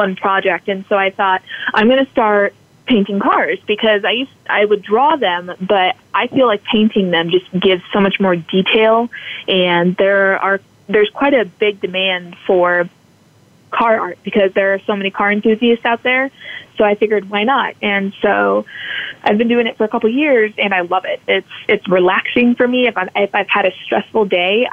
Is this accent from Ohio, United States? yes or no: no; California, United States; I grew up in California. I was born there